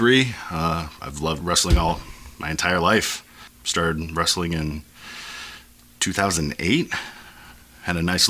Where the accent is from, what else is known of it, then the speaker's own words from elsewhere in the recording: Stamford, Connecticut, United States; I grew up in Stamford, Connecticut